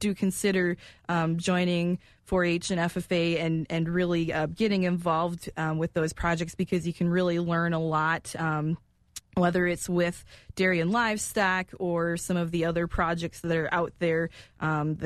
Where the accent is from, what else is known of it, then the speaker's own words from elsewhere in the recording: Marathon County, Wisconsin, United States; Growing up in Marathon County